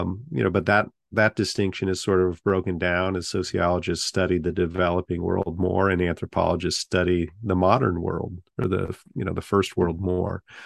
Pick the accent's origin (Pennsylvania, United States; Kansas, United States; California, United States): California, United States; Half Moon Bay; moved away as an adult; also born or lived in Tachikawa, Japan / South Bend, Indiana; now in Winston-Salem, United States; Half Moon Bay was the name of the town I grew up